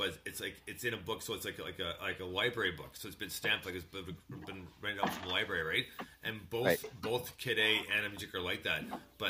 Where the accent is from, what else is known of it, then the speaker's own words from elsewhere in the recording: Montreal, Quebec, Canada; my grandparents used to live in Port Credit, Mississauga, and we used to visit them quite often because we grew up in Montreal.